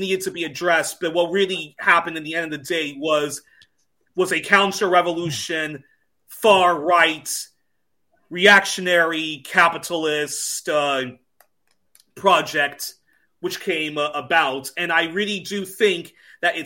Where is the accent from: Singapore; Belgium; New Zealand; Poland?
Belgium; growing up in Belgium